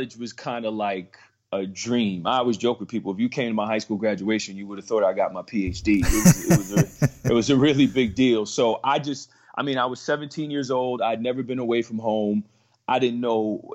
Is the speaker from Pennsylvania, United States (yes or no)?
no; Metuchen, New Jersey, United States; also born or lived in Georgia; I am born and raised in Central New Jersey, where I went to high school in Metuchen, New Jersey